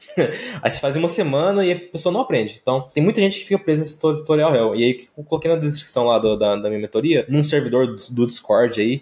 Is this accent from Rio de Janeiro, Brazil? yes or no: no; interior of Goiás, Brazil; sou aqui do interior de Goiás